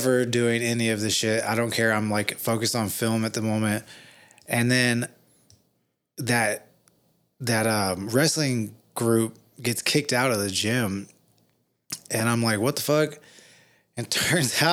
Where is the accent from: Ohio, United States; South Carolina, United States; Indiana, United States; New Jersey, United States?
Indiana, United States; also born or lived in Los Angeles, California; now in Arizona, United States; I'm from Indiana